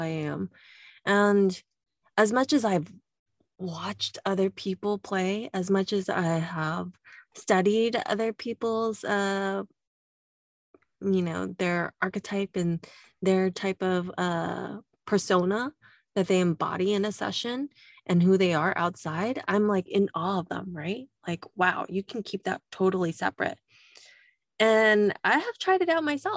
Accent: California, United States; accent: Californian; my Californian accent

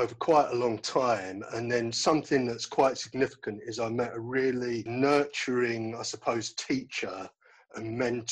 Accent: London, United Kingdom; I come from West London originally and I live in South London now.

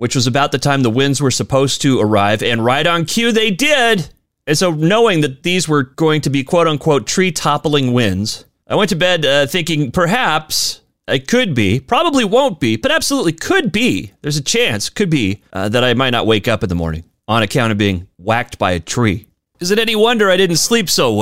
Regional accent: Spokane, Washington, United States; moved away; my hometown of Spokane, Washington

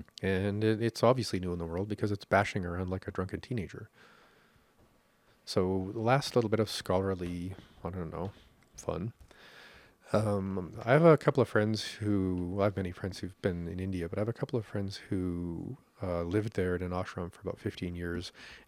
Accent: Canada; That's the karma of being Canadian.

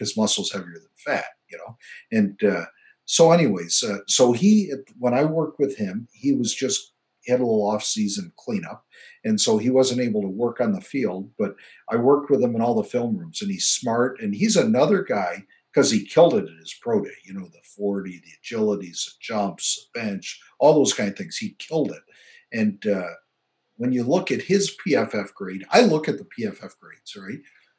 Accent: Nebraska, United States; And I was from Nebraska and I was a tight end coach.

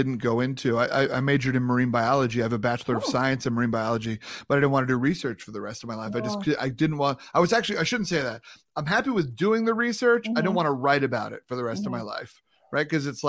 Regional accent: New York, United States; You know, when I'm from New York, you know what I'm saying?

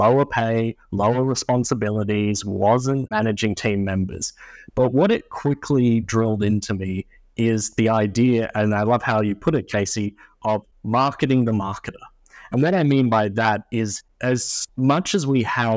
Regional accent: Australia; moved away as an adult; now in United States; my home country of Australia

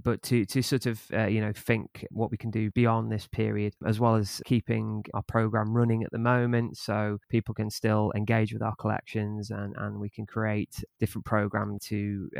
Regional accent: North West England, United Kingdom; now in Leeds, United Kingdom; I'm from Merseyside originally, and then I've lived in quite a few different places. But I've lived in Yorkshire for a few years now, and yeah, moved back to Leeds quite recently just to take up this post.

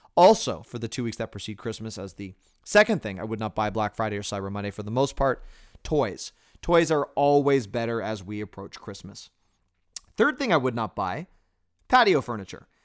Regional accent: Toronto, Ontario, Canada; moved away; I was born in Toronto, Canada, and I am Canadian

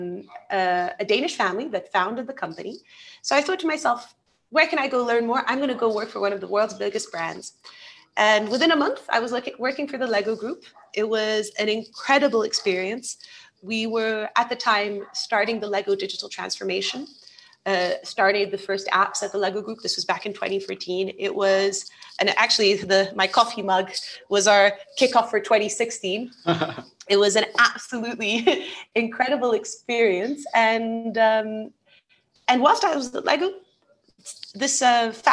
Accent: England, United Kingdom; moved away as an adult; also born or lived in Brazil / Denmark; now in United Arab Emirates; I was born in Brazil, so I'm Brazilian, but I'm half Brazilian, half Portuguese. And I grew up most of my childhood in England.

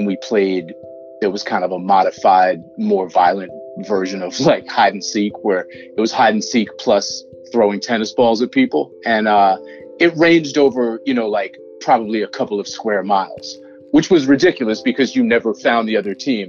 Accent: Newton, Massachusetts, United States; I grew up in Newton, Massachusetts, which is a close suburb to Boston

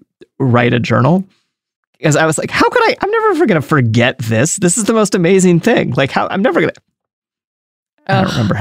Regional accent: United States; as an American

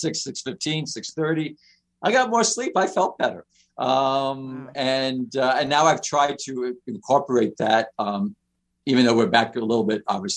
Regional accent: New York City, New York, United States; now in Detroit, United States; I lived in New York. I grew up in Queens.

